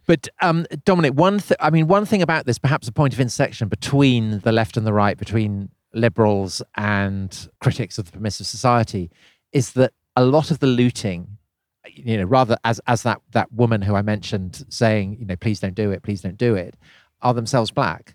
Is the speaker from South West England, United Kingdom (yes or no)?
yes; Wiltshire, South West England, United Kingdom; I was growing up in Wiltshire